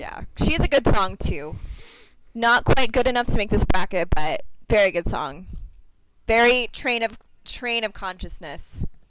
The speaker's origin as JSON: {"language": "English", "region": "New York", "country": "United States", "said": "being a New Yorker"}